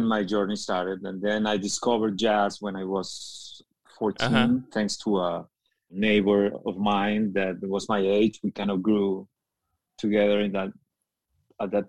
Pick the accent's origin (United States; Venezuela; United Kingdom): Venezuela; Caracas, Capital District; moved away; the music that I grew up with in Caracas